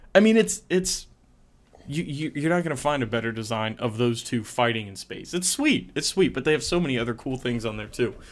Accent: West Virginia, United States

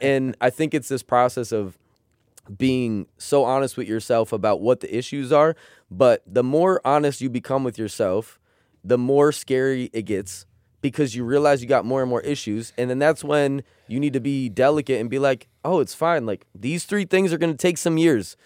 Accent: United States; We grew up in America.

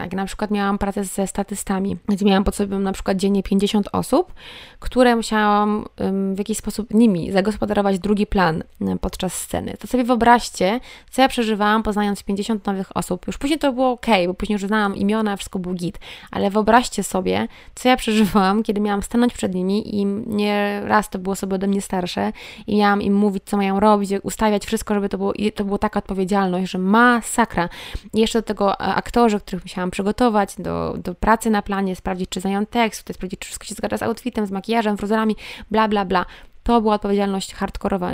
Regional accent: Sieradz, Łódź Voivodeship, Poland; now in Wrocław, Poland; jestem z Sieradza, mieszkam we Wrocławiu

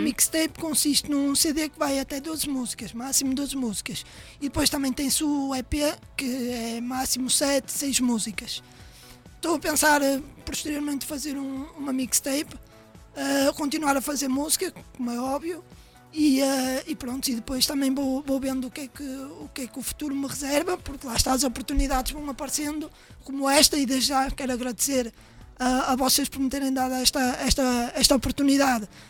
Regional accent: Matosinhos, Porto District, Portugal; sou do Porto, nascido e criado Porto Matosinhos

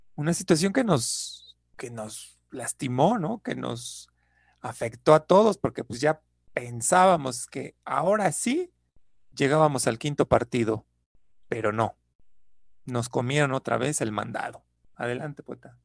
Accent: Mexico; somos mexicanos

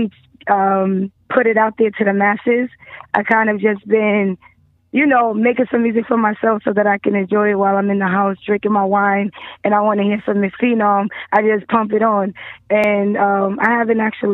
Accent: Brooklyn, New York, United States; I'm from Brooklyn

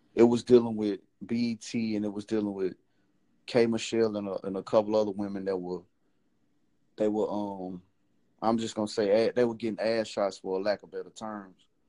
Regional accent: Memphis, Tennessee, United States; I'm originally from Memphis

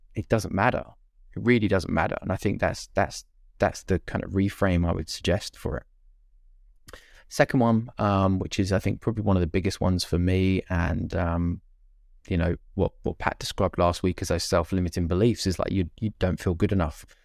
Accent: United Kingdom; being British

